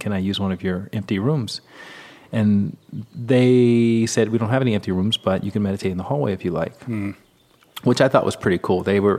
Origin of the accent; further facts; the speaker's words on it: Alabama, United States; Right. I grew up in the Bible Belt and, you know, down in Alabama where there have been more snowstorms than people meditating.